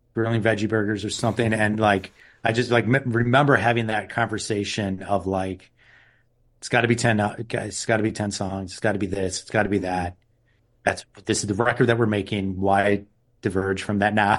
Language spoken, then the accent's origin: English; Milwaukee, Wisconsin, United States; we're from Milwaukee